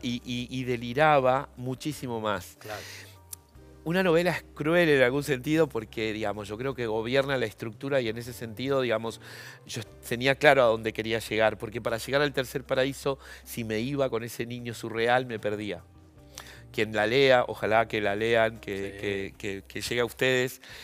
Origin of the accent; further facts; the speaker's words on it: Argentina; also born or lived in La Unión, Chile; yo he sido un niño muy argentino, eh, eh, eh, digamos, nací en Chile, pero yo vine cuando tenía cuatro años.